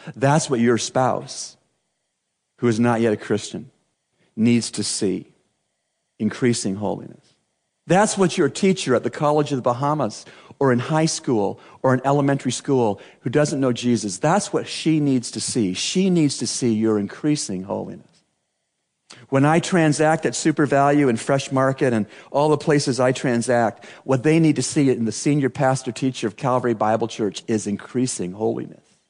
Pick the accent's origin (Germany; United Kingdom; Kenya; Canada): Canada; growing up in Canada